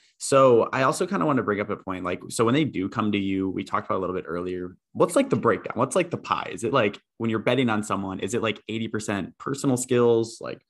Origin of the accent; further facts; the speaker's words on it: Iowa, United States; moved away as an adult; now in Boston, United States; I grew up in Iowa. So the middle of the United States